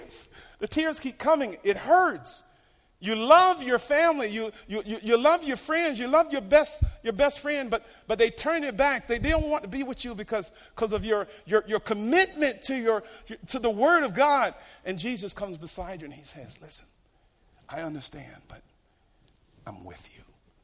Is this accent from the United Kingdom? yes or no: no; Norfolk, Virginia, United States; Little Creek Amphibian Base, Norfolk Naval Base in Norfolk, Virginia. Any military here today? Yeah. So I grew up around Navy and Marines.